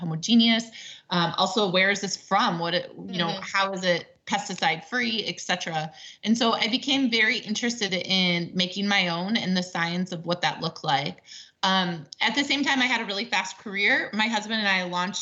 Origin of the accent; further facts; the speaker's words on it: Wisconsin, United States; now in California, United States; I grew up in the Midwest